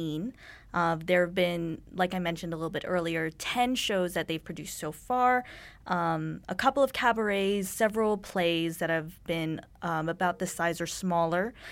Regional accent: Dallas, Texas, United States; moved away as an adult; now in Vancouver, Canada

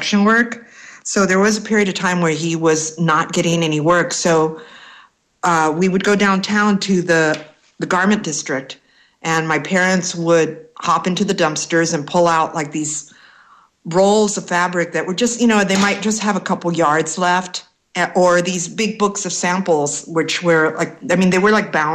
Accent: Los Angeles, California, United States; I grew up in East L.A.

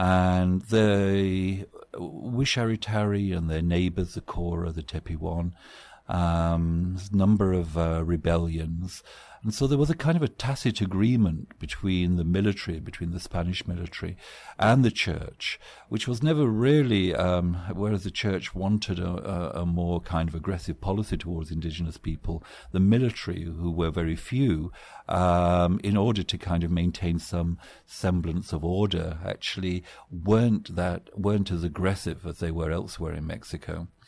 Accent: England, United Kingdom; as a student of anthropology in the 1970s, growing up in England

